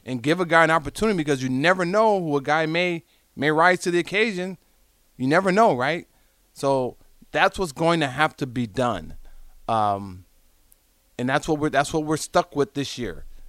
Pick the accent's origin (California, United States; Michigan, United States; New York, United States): California, United States; Southern; moved away; I'm from Southern California